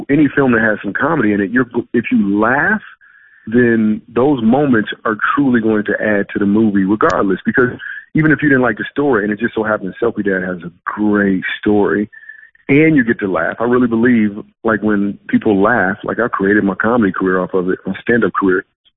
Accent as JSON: {"language": "English", "town": "Grand Rapids", "region": "Michigan", "country": "United States", "also_born_or_lived": "New York City / Los Angeles", "moved": "yes", "lives_now": "Dallas, United States", "said": "I am from Michigan."}